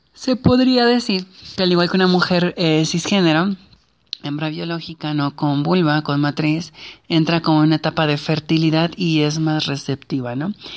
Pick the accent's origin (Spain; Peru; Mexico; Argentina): Mexico; nuestras culturas como la mexicana